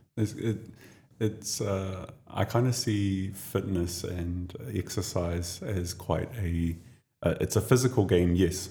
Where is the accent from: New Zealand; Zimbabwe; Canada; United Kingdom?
New Zealand; now in Dubai, United Arab Emirates; I come from New Zealand.